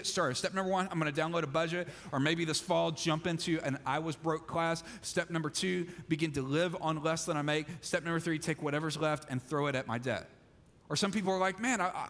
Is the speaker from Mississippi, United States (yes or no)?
yes; Mississippi, United States; I'm from Mississippi